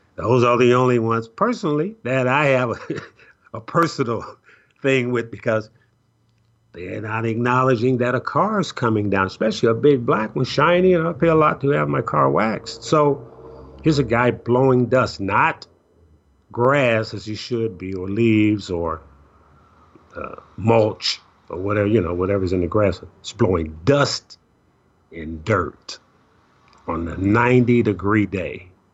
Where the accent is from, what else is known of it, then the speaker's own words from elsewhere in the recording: Chicago, Illinois, United States; I grew up in Chicago